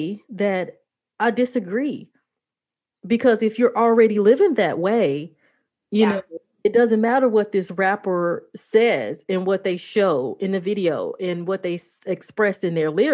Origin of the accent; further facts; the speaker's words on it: Chicago, Illinois, United States; I grew up in Chicago